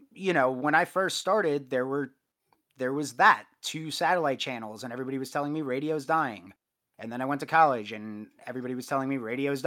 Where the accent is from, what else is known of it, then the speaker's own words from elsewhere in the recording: Long Island, New York, United States; I grew up on Long Island outside of New York City.